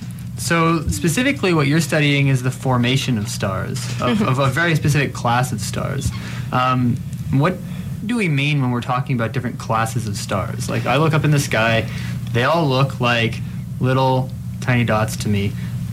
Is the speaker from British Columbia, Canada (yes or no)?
no; Toronto, Ontario, Canada; moved away as an adult; now in London, Canada; I did my undergrad at U of T as well, but I was born and raised in Toronto, so Toronto was home to me